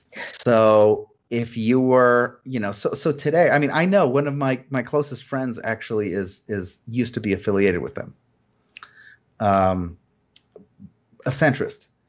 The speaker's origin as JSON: {"language": "English", "region": "New Jersey", "country": "United States", "tie": "born or raised there", "said": "I grew up in New Jersey"}